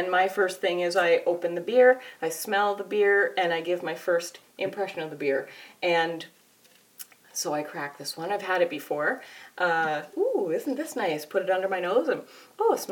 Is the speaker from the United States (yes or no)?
no; Canada; I'm Canadian